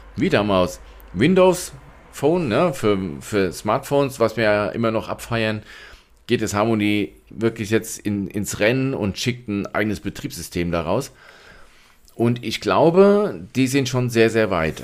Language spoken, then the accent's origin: German; Germany